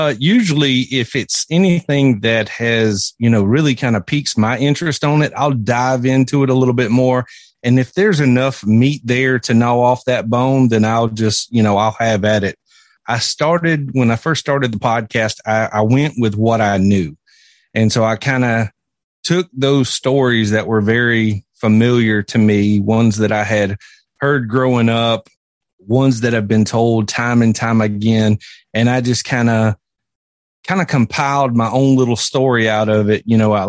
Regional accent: South Carolina, United States; Well, like you said … I was born and raised right here in South Carolina and grew up in a small town.

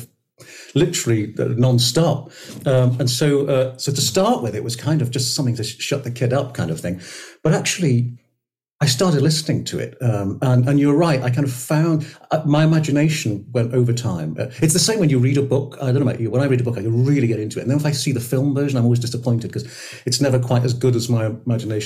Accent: St Asaph, Wales, United Kingdom; I grew up in North Wales, as you can imagine, with brass bands and male voice choirs and the Steddfod

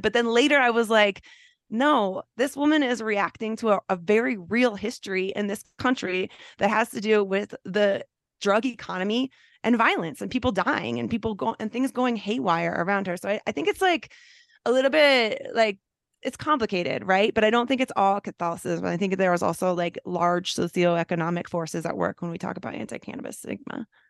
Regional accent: San Francisco Bay Area, California, United States; I grew up on the West Coast of the United States, um, mainly in the San Francisco Bay Area

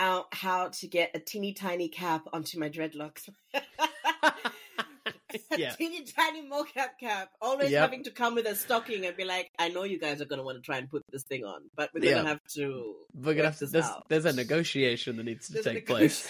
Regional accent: Port Elizabeth, Eastern Cape, South Africa; also born or lived in Mpumalanga; I grew up in Port Elizabeth, mainly

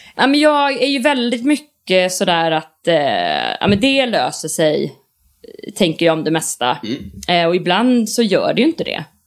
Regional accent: Borås, Västra Götaland, Sweden; moved away as an adult; now in Stockholm, Sweden; jag har en jättebra relation till min hemstad. Jag tycker om Borås väldigt mycket

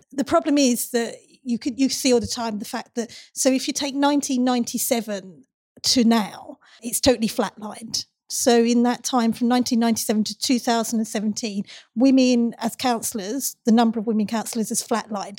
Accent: Castle Point, Essex, East of England, United Kingdom; The, uh, constituency I grew up in, Castle Point

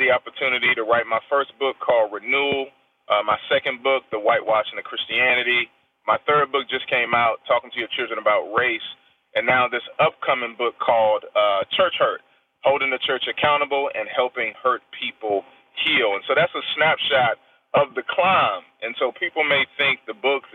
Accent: Washington, District of Columbia, United States; also born or lived in Kansas; I'm from Southeast Washington, D.C.

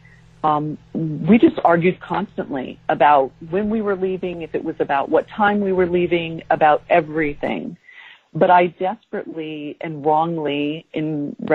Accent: San Diego, California, United States; moved away as an adult; also born or lived in Japan / Jacksonville, Florida; we moved from San Diego, where we had both grown up, to Japan

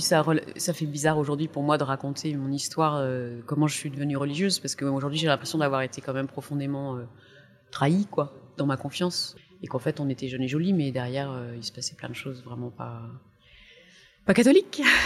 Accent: Soissons, Hauts-de-France, France; moved away; also born or lived in Tours; je suis née dans, l'Aisne, à Soissons, dans une famille euh, chrétienne

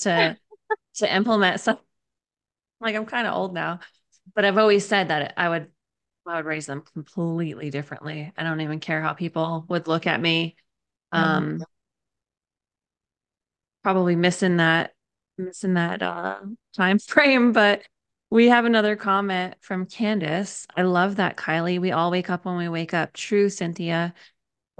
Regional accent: Southern Connecticut, United States; moved away; where I grew up in Southern Connecticut.

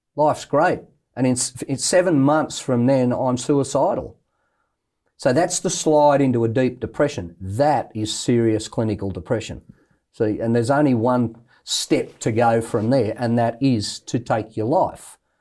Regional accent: Australia; I'm an Australian bloke

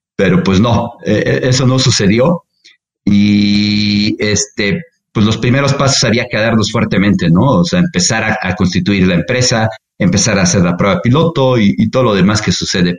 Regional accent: Puebla, Mexico; now in Mexico City, Mexico; Soy poblano, ¿no? De corazón, aunque bueno, ya soy más chilango que poblano. Creo que tengo ya más años viviendo en, en Ciudad de México que en Puebla.

